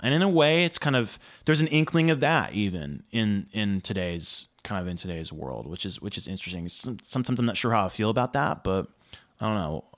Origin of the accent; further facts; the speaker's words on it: Nashville, Tennessee, United States; I grew up in Nashville